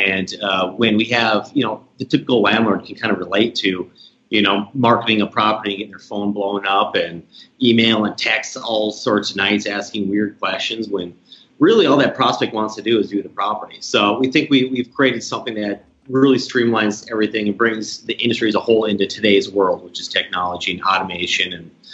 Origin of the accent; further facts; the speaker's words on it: Minneapolis, Minnesota, United States; now in St. Louis, United States; I'm originally from Minneapolis, good old Twin Cities. Moved down here in St. Louis about 9 years ago.